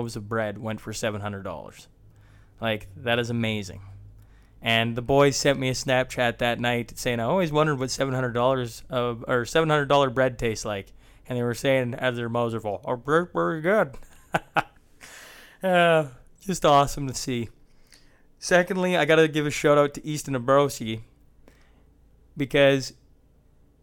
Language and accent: English; Hillmond, Saskatchewan, Canada; Growing up in Hillmond